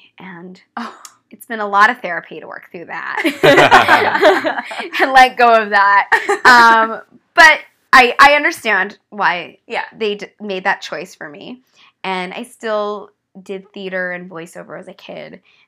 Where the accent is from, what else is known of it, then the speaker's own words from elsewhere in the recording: Los Angeles, California, United States; Well, I grew up here in Los Angeles in the Hollywood Hills. My dad was an actor.